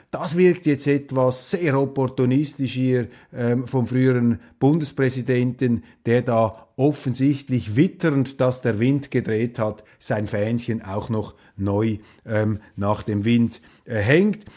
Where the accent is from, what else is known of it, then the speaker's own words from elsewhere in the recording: Switzerland; als Schweizer